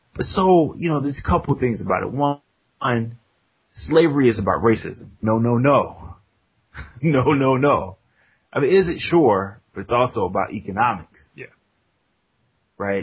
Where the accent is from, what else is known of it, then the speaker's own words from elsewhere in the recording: United States; we're American